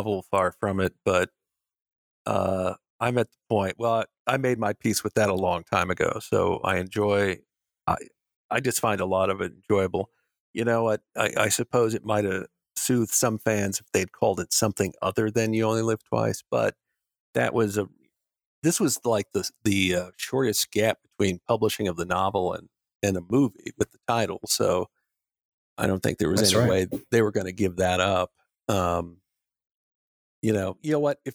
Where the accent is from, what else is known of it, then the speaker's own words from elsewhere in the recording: Midwestern United States, United States; growing up in the Midwestern United States